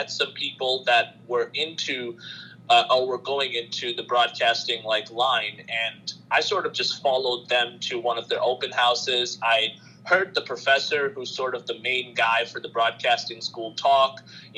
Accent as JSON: {"language": "English", "town": "Queens", "region": "New York", "country": "United States", "tie": "born there", "also_born_or_lived": "Bangladesh", "said": "My family's from Bangladesh, so that's where I lived from 2003 to 2013. And I was born in Queens, so before we moved to Bangladesh or moved back there, I was familiar with basketball."}